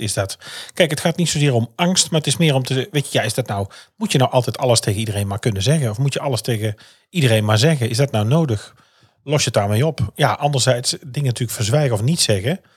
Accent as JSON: {"language": "Dutch", "region": "North Brabant", "country": "Netherlands", "said": "hier bij ons in Brabant"}